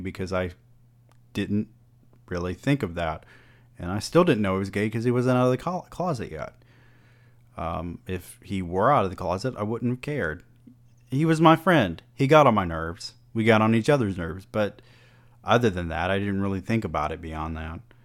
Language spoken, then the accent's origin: English; the South, United States; growing up in the South and our often closed-minded perspective down here